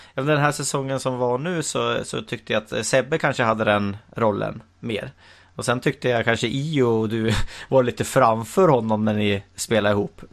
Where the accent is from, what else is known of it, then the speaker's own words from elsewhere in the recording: Hälsingland, Gävleborg County, Sweden; jag är ju hälsing själv